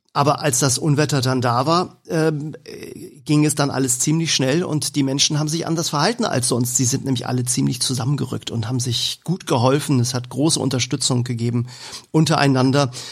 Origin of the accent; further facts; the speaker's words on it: Hamburg, Germany; bei uns in Hamburg